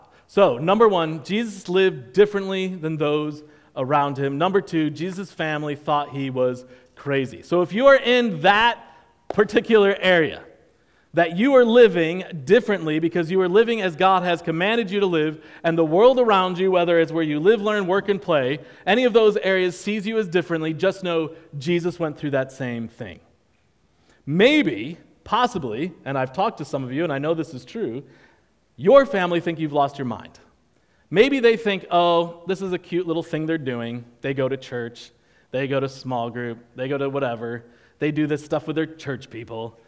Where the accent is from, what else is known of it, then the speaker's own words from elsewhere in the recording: New York, United States; now in Charleston, United States; I'm from New York